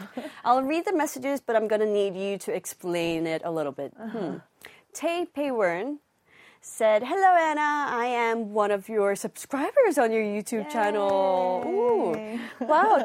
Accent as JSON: {"language": "English", "country": "Hong Kong", "tie": "born or raised there", "said": "because I'm Korean too, but I grew up in Hong Kong."}